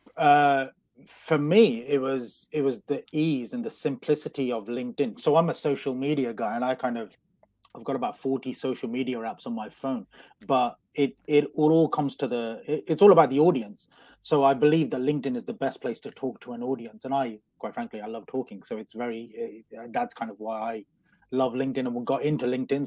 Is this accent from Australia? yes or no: no; Coventry, West Midlands, United Kingdom; I'm from, uh, I'm from Coventry, so, which is like the Las Vegas of the Midlands